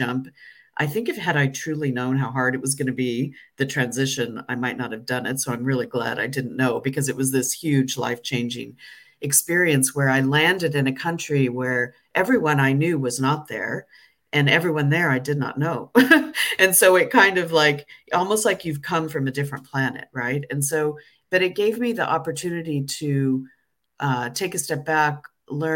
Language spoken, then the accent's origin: English; United States; moved away as an adult; also born or lived in London; I'm no longer purely American. I'm certainly not British or European, but I'm something in between